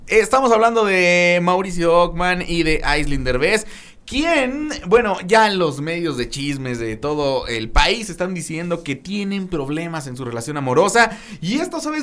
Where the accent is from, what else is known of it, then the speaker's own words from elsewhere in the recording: Mexico; así somos los mexicanos